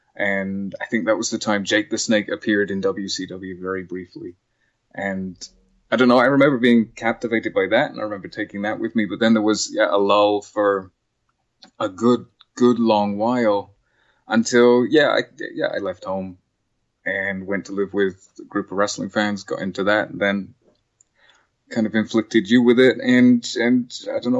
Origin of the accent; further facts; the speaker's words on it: England, United Kingdom; moved away; we grew up in in England.